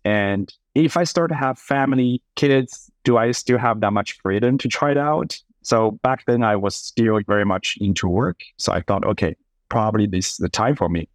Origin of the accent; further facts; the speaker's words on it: Sichuan, China; moved away; also born or lived in Boston; I was born and raised up in Sichuan, which is the southern southwest part of China